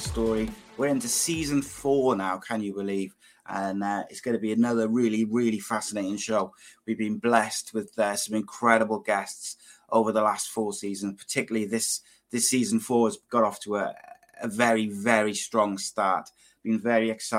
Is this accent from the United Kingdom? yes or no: yes; Welsh, Wales, United Kingdom; as a Welshman